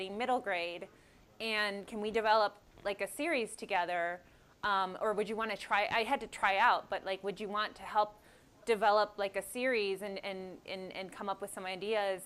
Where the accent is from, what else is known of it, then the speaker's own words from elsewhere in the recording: Oakland, California, United States; I'm from Oakland